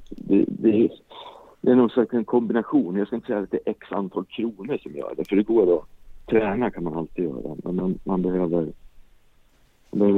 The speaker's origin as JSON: {"language": "Swedish", "town": "Gothenburg", "region": "Västra Götaland", "country": "Sweden", "said": "Jag är också från Göteborg."}